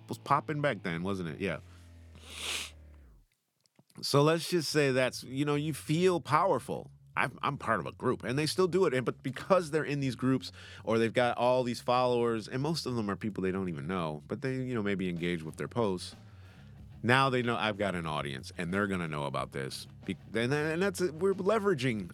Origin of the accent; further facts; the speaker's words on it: United States; accent: American; now in United Kingdom; I'm American